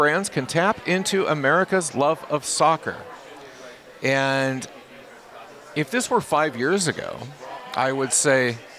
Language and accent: English; Seattle, Washington, United States; now in Portland, United States; I actually live in Portland. I'm from Seattle originally. Okay. I live in Portland.